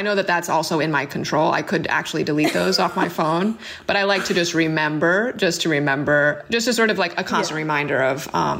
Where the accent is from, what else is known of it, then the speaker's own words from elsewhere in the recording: New York City, New York, United States; I grew up in Brooklyn